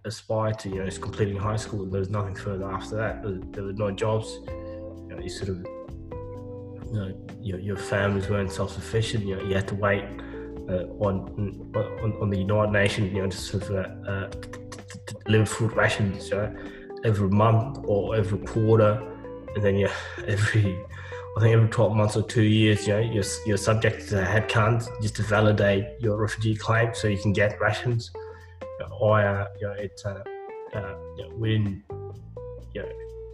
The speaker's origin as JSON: {"language": "English", "country": "Australia", "tie": "born or raised there", "also_born_or_lived": "Ethiopia / Kenya / South Sudan", "said": "and then came here and spent 13 years here."}